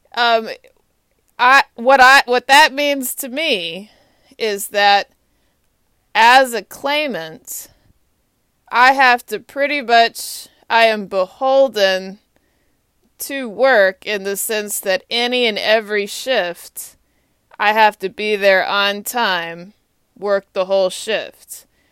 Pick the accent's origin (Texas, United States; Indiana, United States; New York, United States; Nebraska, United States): Texas, United States; Austin; now in Washington, D.C., United States; I am from Austin, Texas